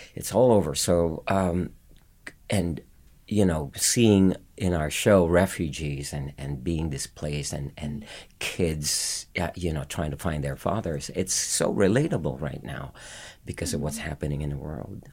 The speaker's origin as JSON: {"language": "English", "country": "Philippines", "tie": "born or raised there", "moved": "as an adult"}